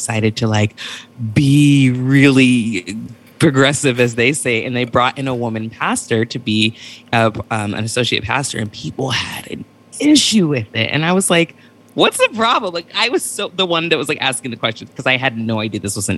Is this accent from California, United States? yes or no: yes; Santa Barbara, California, United States; also born or lived in Beverly Hills, California; I grew up in Santa Barbara, California